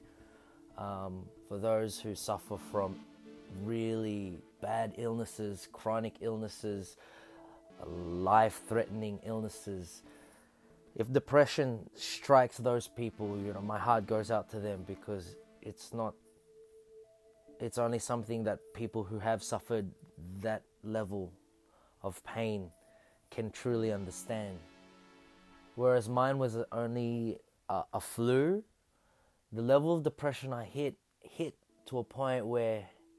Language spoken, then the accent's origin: English; Australia; I'm a hyphenated Filipino-Australian